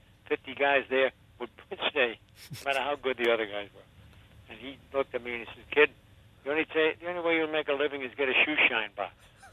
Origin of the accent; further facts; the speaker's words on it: New York City, New York, United States; I was born in Brooklyn